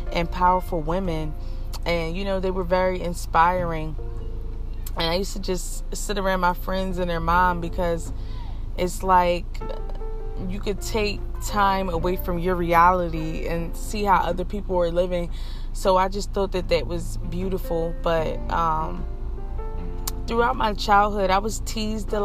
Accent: Philadelphia, Pennsylvania, United States; I grew up in Philadelphia, Pennsylvania

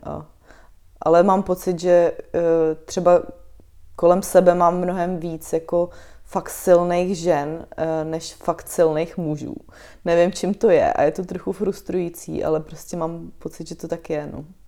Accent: Chrudim, Pardubice Region, Czechia; now in Prague, Czechia; já pocházím z Chruděmi, což menší město je

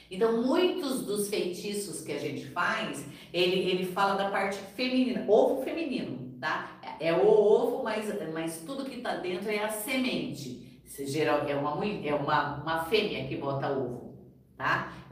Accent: Brazil; born there; porque eu nasci no Brasil, tá?

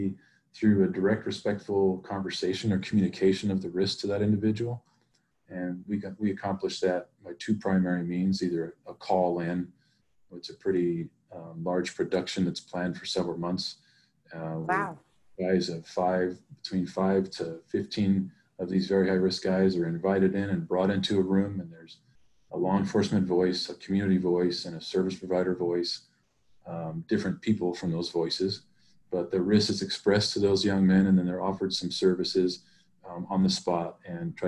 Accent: Stockton, California, United States; I'm from Stockton and I care about this community

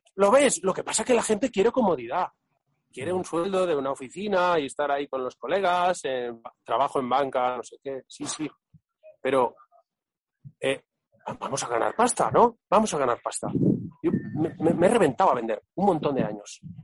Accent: Catalonia, Spain; soy catalán

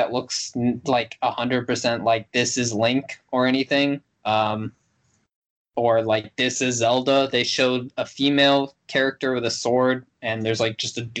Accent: Canada; It's like 30 something because I'm Canadian.

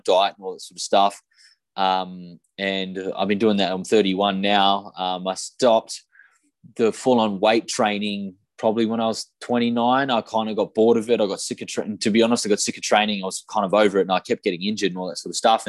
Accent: Australia; moved away as an adult; also born or lived in London, United Kingdom; now in Dubai, United Arab Emirates; I am from Australia. I've been living in Dubai for the last few years.

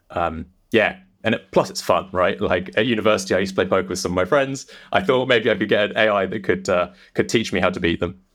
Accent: England, United Kingdom; also born or lived in London; as you might be able to tell by my accent, I'm not. I'm not an American. I'm uh, I'm English. I'm based out of London

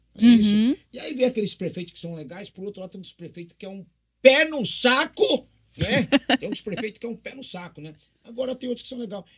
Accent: Cambé, Paraná, Brazil; now in Presidente Prudente, Brazil; nasci em Cambé, Paraná, pé vermelho, e vim aqui pra essa cidade que me adotou

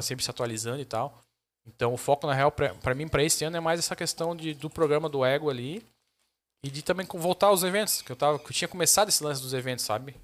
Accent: Joinville, Santa Catarina, Brazil; Mas eu sou de Joinville mesmo, da Zona Sul

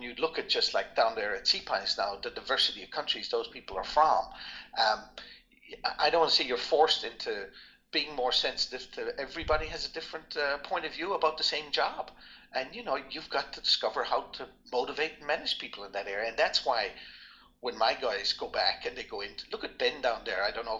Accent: Ireland; also born or lived in France / Netherlands; now in United States; I always talk about I grew up in Ireland. Maybe I was a little bit sheltered. You know, it was all Irish people.

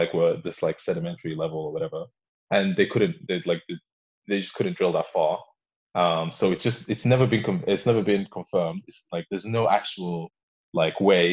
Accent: Warrington, North West England, United Kingdom; also born or lived in Sudan / Belgium; I'm from Warrington

